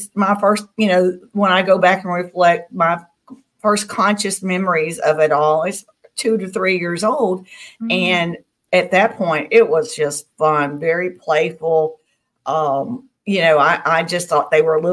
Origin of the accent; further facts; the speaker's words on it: Tennessee, United States; now in Mississippi, United States; I grew up in Tennessee, and I live in Mississippi now, and this is the Bible Belt of the South.